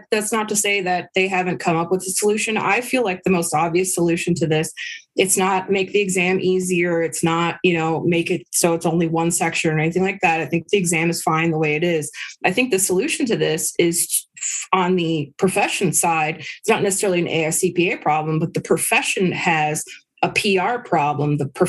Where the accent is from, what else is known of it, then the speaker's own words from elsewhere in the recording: San Francisco, California, United States; San Francisco.